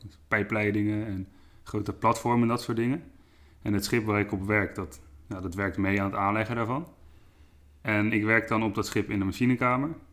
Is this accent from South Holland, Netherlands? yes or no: yes; Dordrecht, South Holland, Netherlands; moved away as an adult; now in Ede, Netherlands; ik kom oorspronkelijk uit Dordrecht. Ehm, daar heb ik 22 jaar gewoond.